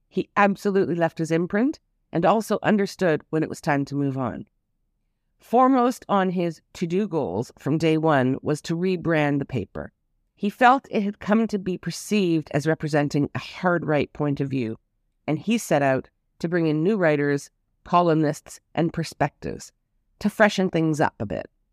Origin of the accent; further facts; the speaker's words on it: Toronto, Ontario, Canada; now in Israel; I flew back and spent several weeks in my hometown